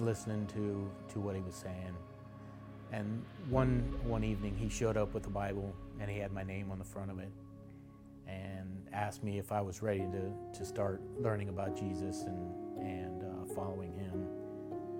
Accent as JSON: {"language": "English", "town": "Coralville", "region": "Iowa", "country": "United States", "tie": "born or raised there", "also_born_or_lived": "Colorado", "moved": "as an adult", "said": "Grew up in Coralville. I was born in Iowa City"}